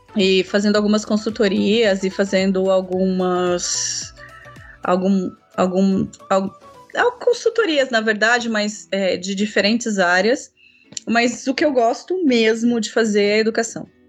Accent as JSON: {"language": "Portuguese", "town": "São José dos Campos", "region": "São Paulo", "country": "Brazil", "tie": "born or raised there", "also_born_or_lived": "Minas Gerais", "said": "Eu é, vim para São José dos Campos, criança ainda, estudei em Taubaté, fiz faculdade em Taubaté"}